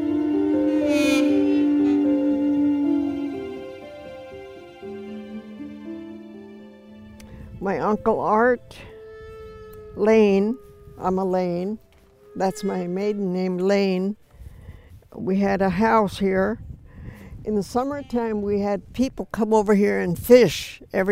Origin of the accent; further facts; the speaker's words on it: Point Francis, Washington, United States; also born or lived in Marietta, Washington / Lummi Island; I was born in Marietta, Washington. When I was about 2, I moved from Lummi Island to Point Francis